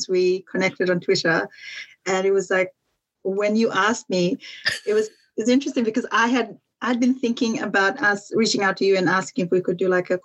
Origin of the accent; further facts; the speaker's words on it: Fiji; moved away as an adult; also born or lived in Dubai; now in United Kingdom; for me growing up in Fiji